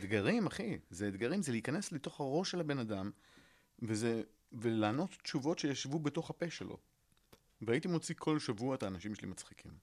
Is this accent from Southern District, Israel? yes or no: no; Netanya, Central District, Israel; also born or lived in New York; סיפרתי על הילדות שלי אה, בנתניה